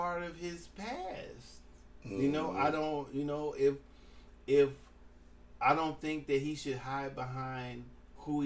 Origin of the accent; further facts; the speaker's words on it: California, United States; I'm from California